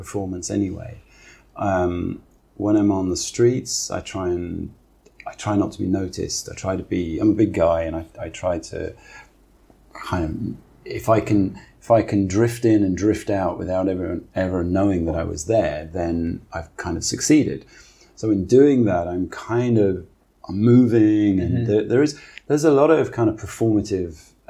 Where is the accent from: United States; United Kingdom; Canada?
United Kingdom; Newcastle upon Tyne, North East England; moved away as an adult; also born or lived in Maidstone; now in Hong Kong; I grew up in Newcastle.